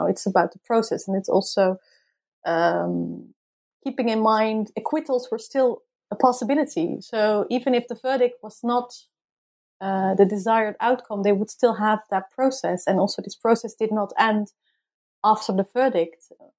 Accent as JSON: {"language": "English", "country": "Netherlands", "said": "And also I did inform the tribunals, okay, I'm from the Netherlands and I'm here to study the trial."}